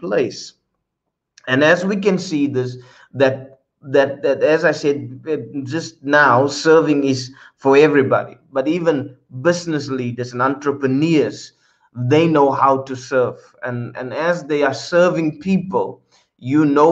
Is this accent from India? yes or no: no; South Africa; now in Netherlands; my original nation where I come from, my place of birth, is South Africa